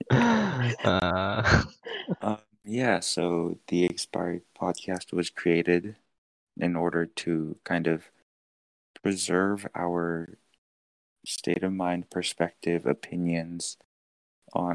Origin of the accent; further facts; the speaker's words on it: suburb near Los Angeles, California, United States; moved away as an adult; My hometown, it's also in a suburb, but nearby